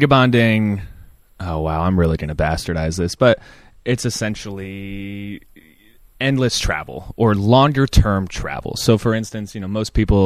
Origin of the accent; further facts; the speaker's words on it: Nebraska, United States; moved away as an adult; now in Seattle, United States; I'm originally from the Midwest in Nebraska